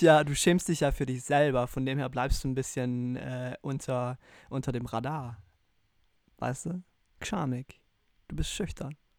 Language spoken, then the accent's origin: German; South Tyrol, Trentino-Alto Adige, Italy; Ich als Südtiroler